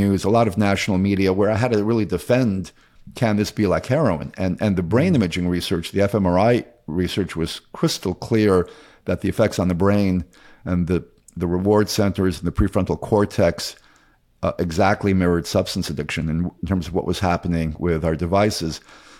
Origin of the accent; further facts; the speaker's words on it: Queens, New York, United States; I grew up in Queens, New York, and went to the Bronx High School of Science